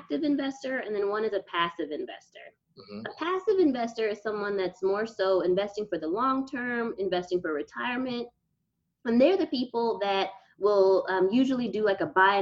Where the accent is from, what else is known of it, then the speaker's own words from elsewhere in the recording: Texas, United States; moved away as an adult; I was from Texas and had never been anywhere before